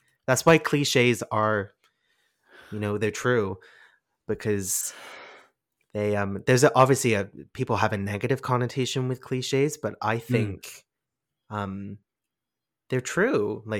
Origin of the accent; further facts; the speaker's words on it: England, United Kingdom; being English, yeah, my accent's a bit funny and all over the place.